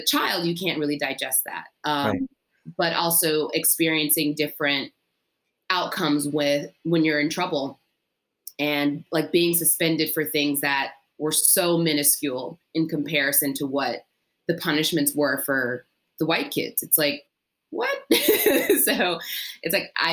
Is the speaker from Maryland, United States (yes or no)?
yes; Maryland, United States; moved away as an adult; also born or lived in Mississippi / Memphis, Tennessee; now in New York, United States; I grew up in Maryland in a predominantly white neighborhood and went to predominantly white schools